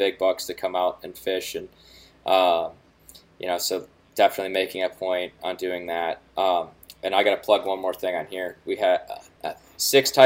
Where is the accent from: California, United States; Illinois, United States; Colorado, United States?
Illinois, United States; Fox Valley area; now in northern Wisconsin, United States; I grew up in the Fox Valley area in Illinois